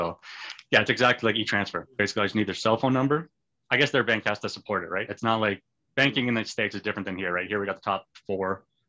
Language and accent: English; Canada; I'm Canadian.